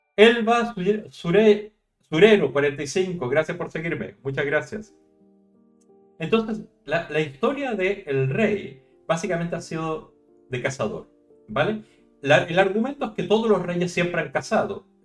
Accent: Chile; now in Spain; yo soy chileno, soy de esos países que se independizaron del rey

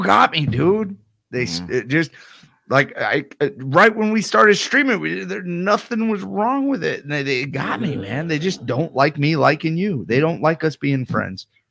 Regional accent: United States; I'm American

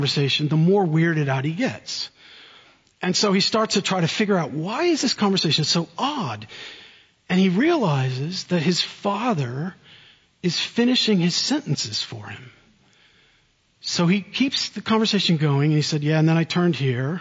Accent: central New Jersey, United States; moved away as an adult; also born or lived in Oxford, England; now in South Carolina, United States; I grew up in central New Jersey

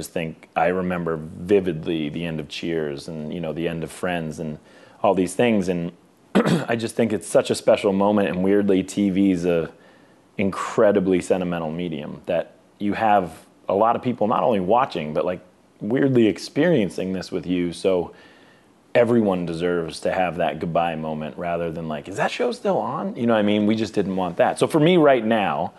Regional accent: Boston, Massachusetts, United States; we're both from Boston

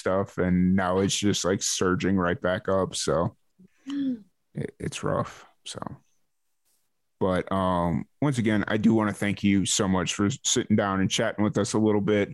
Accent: Chicago, Illinois, United States; I'm from Chicago

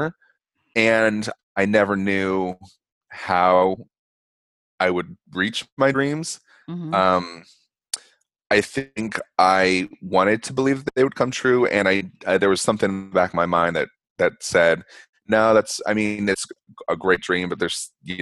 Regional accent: Denver, Colorado, United States; now in Provincetown, United States; I'm from Denver

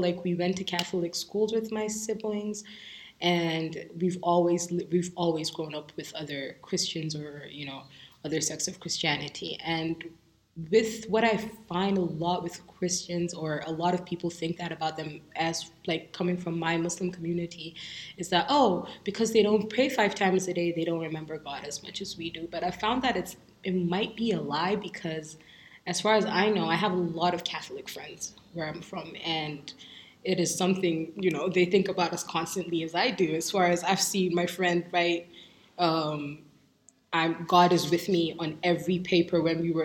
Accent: Nigeria; moved away; I'm Nigerian

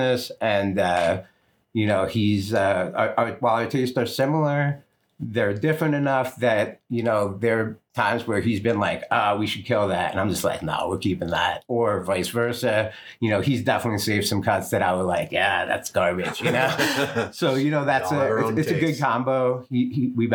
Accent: East Coast, United States; moved away as an adult; also born or lived in New York / New Jersey; I'm from the East Coast and like New York and Jersey and stuff. And I moved out here in the mid-90s

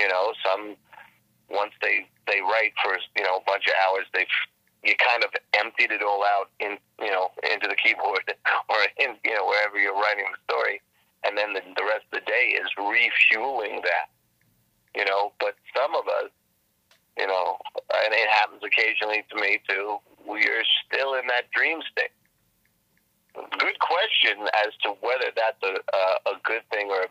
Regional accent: New York City, New York, United States; moved away; I grew up in the Bronx with brick and cement

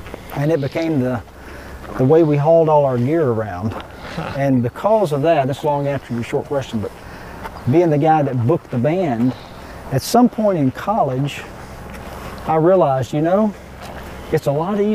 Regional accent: Nashville, Tennessee, United States; I was born and raised in Nashville

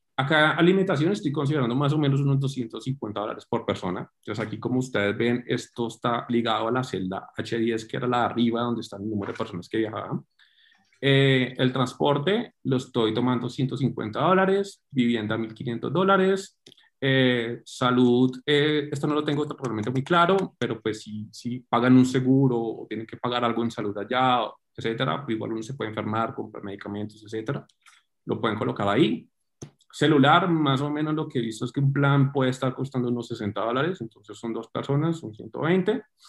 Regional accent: Cali, Valle del Cauca, Colombia; now in Bogotá, Colombia; soy colombiano, eh, caleño

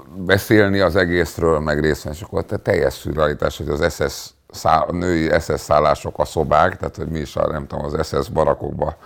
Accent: Hungary; Nem fontosabb az, hogy én zsidó vagyok, mint hogy magyar vagyok, mert itt élek

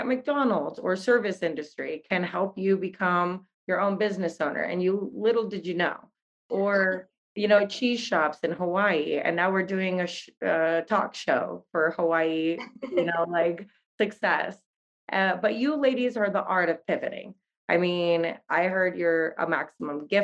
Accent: Netherlands; I grew up in the Netherlands

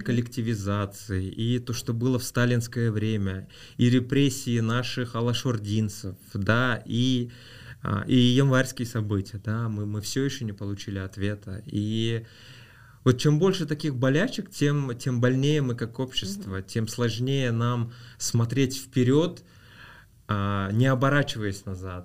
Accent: Rudny, Kostanay Region, Kazakhstan; also born or lived in Aktobe, Kazakhstan; мы переехали из Актюбинска вот в Кустанай, в город Рудный

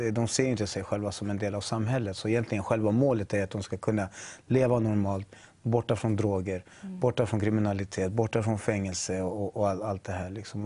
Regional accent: Chile; now in Sweden; jag är från Chile mm. ursprungligen

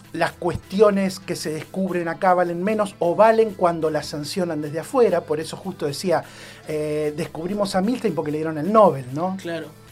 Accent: Argentina; cuando ibas a la escuela en Argentina

